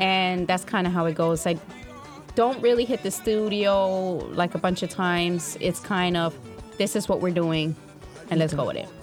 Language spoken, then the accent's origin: English; United States; Being Black American for me wasn't just enough. Okay, so I'm Black American